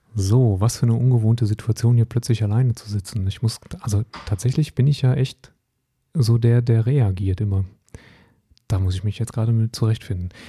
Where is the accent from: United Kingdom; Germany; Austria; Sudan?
Germany; North Rhine-Westphalia; moved away as an adult; also born or lived in Hesse; Ich bin sehr verwurzelt mit meiner Heimat am, am Niederrhein